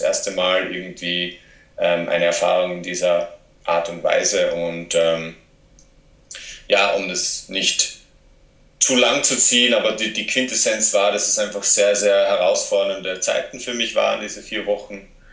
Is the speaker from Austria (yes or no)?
yes; south-east Austria, Austria; accent: Austrian; also born or lived in Graz / Portugal; ich komme ursprünglich aus einem kleinen Ort im Südosten von, von Österreich und bin dort aufgewachsen